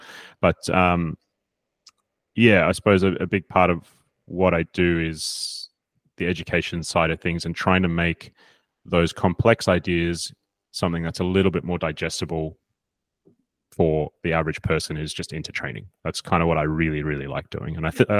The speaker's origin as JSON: {"language": "English", "town": "Sydney", "region": "New South Wales", "country": "Australia", "tie": "born or raised there", "also_born_or_lived": "South Africa", "moved": "as an adult", "lives_now": "Sweden", "said": "I was born in South Africa, but I grew up in Sydney, and I took up personal training there when I was 18 or so"}